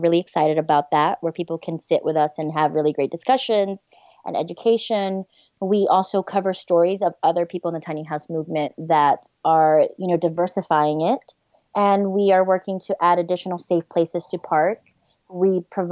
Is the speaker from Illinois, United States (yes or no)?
no; New York, United States; moved away as an adult; now in Tennessee, United States; I grew up in New York.